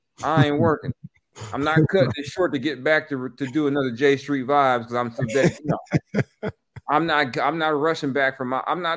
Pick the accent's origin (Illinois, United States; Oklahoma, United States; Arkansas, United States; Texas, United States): Texas, United States; I was from Texas, but I got some Louisiana hot sauce with Jalen Hurts on it.